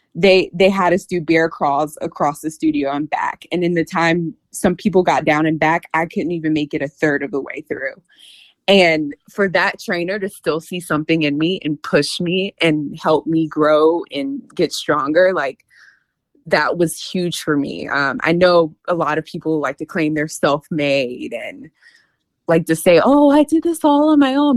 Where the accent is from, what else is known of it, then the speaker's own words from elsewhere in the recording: North Carolina, United States; moved away as an adult; now in Washington, D.C. area, United States; I currently live in the DC area, but I'm originally from North Carolina. Um, born and raised in North Carolina.